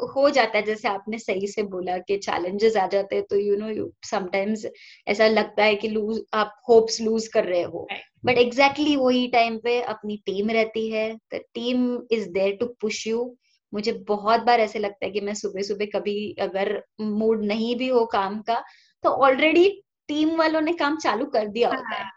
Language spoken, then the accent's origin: Hindi; Silvassa, Dadra and Nagar Haveli and Daman and Diu, India; also born or lived in Lonavala, Maharashtra / Pune, Maharashtra; मैं दादरा नगर हवेली में जहाँ पे मैं आई ग्रू अप